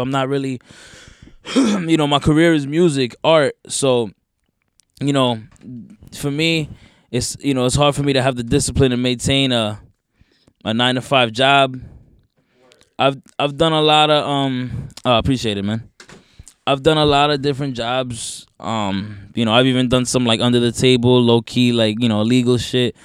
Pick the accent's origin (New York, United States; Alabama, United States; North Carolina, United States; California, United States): North Carolina, United States; moved away; also born or lived in Teaneck, New Jersey / North Bergen, New Jersey; Then I moved to North Carolina